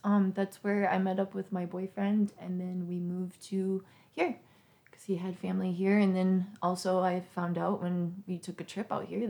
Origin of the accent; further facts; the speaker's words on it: Wisconsin, United States; moved away as an adult; also born or lived in Colorado; I'm originally from Wisconsin.